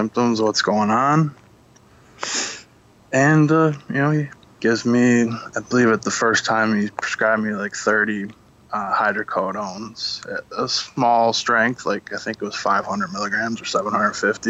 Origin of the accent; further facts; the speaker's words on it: Monroe, Michigan, United States; moved away; I come from Monroe, Michigan, and that, not anymore, I moved